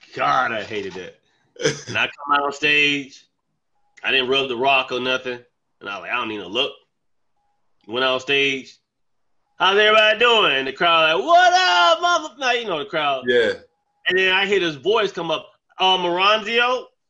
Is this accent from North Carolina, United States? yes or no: yes; Charlotte, North Carolina, United States; moved away as an adult; now in Bronx, New York, United States; I'm from Charlotte. I went to I went to Wesley Hills Elementary School.